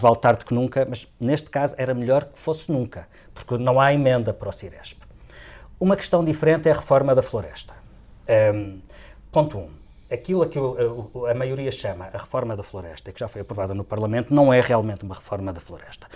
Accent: Madeira, Portugal

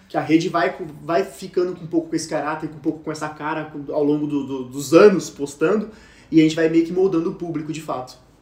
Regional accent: Campinas, São Paulo, Brazil; nós somos de Campinas aqui

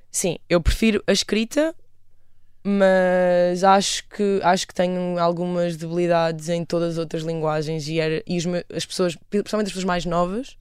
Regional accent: Aveiro, Centro, Portugal; also born or lived in Cernadela / London; eu sou da Aveiro

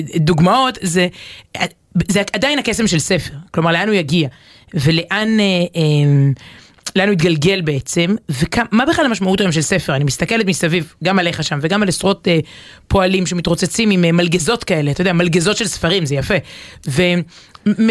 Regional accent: Ramat HaSharon, Tel Aviv District, Israel; גדלתי ברמת השרון

